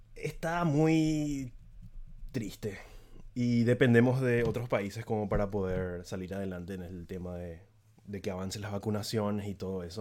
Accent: San Lorenzo, Central, Paraguay; yo no soy lo de Asunción, de hecho, yo soy de San Lorenzo, que es una, ciudad que está un poco alejada de, Asunción

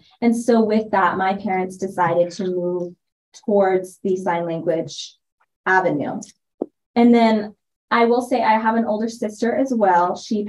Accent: Gooding, Idaho, United States; And really, I grew up in Gooding, Idaho. So when it's such a small town, even by Idaho standards, my parents made that sacrifice for me and for my brother to have that access.

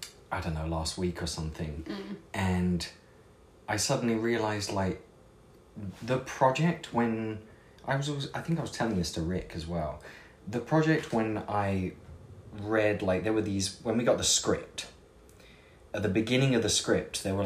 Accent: England, United Kingdom; now in United States

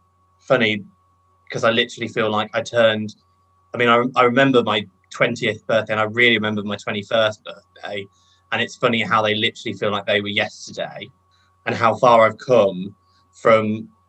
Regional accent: London, United Kingdom; accent: northern twang; moved away as an adult; now in Bristol, United Kingdom; My mum's northern. I was brought up in London.

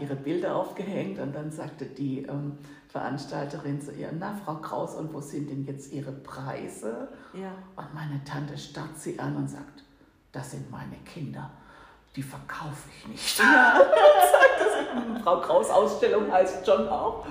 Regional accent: Swabia, Germany; accent: Swabian; moved away as an adult; now in Hamburg, Germany; So richtig aus tiefstem Schwabenland

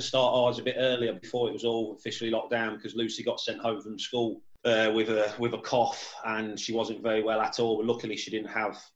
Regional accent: Leicester, East Midlands, United Kingdom; moved away as an adult; now in Liverpool, United Kingdom; I was born in Leicester. Lived down in Leicester till I was 19, till I moved up to Liverpool.

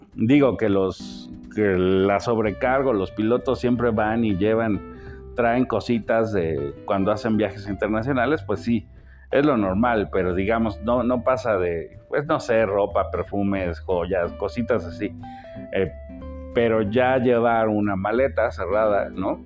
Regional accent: Mexico; yo como mexicano

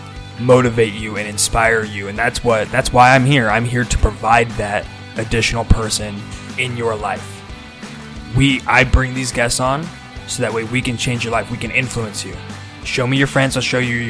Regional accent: Nebraska, United States; moved away; I grew up here, born and raised in Nebraska

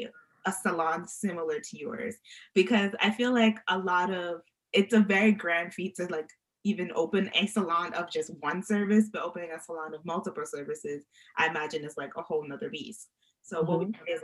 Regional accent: New York, United States; now in Atlanta, United States; I live in Atlanta, but I'm from New York.

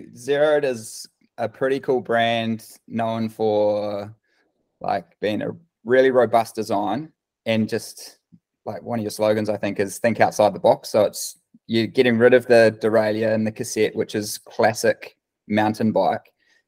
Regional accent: Waikanae, Wellington, New Zealand; now in Rotorua, New Zealand; I grew up in Waikanae, just up the coast

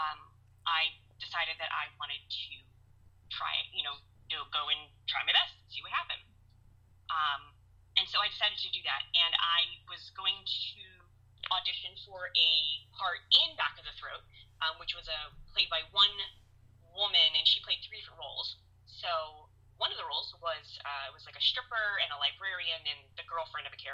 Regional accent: Hollywood, Florida, United States; I was born in Hollywood, so I've lived my whole life in Broward County

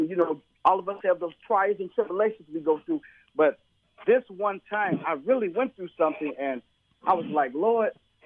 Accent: Chicago, Illinois, United States; I'm from Chicago

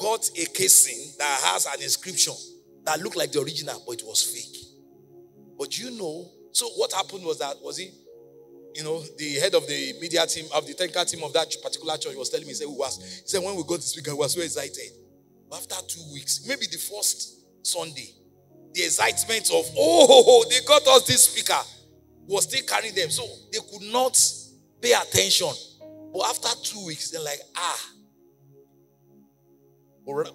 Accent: Nigeria; moved away as an adult; now in United States; I'm a Nigerian missionary sent by God to America.

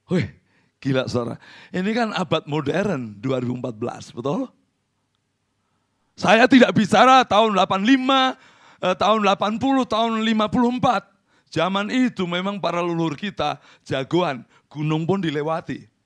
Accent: Central Java, Indonesia; Saya orang Jawa Tengah, tidak gampang menolak.

